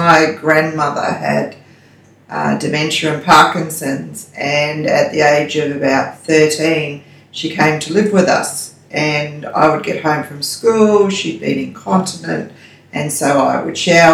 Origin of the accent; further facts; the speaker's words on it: Sydney, New South Wales, Australia; moved away as an adult; also born or lived in Mackay, Queensland / Bamaga, Queensland; now in Cardwell, Australia; I was from Sydney